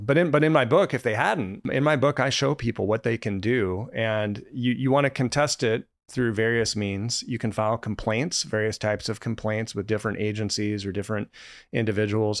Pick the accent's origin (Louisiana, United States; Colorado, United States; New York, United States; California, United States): Colorado, United States; moved away; I grew up in Colorado